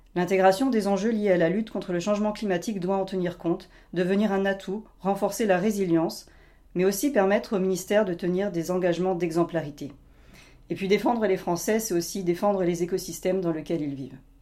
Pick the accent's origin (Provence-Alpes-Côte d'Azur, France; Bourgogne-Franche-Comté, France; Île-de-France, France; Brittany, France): Bourgogne-Franche-Comté, France; Doubs; J'ai grandi en effet dans le Doubs